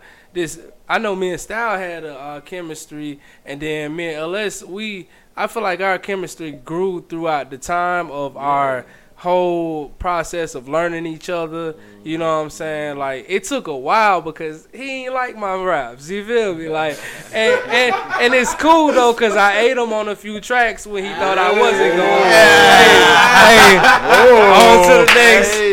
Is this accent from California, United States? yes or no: no; Greene County, Alabama, United States; moved away as an adult; now in Birmingham, United States; graduating from high school and all that shit in Greene County